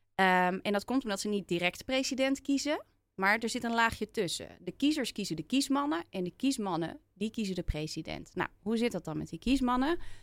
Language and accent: Dutch; Netherlands; also born or lived in Philadelphia, United States / Los Angeles, United States; Want wij Nederlanders vinden altijd overal iets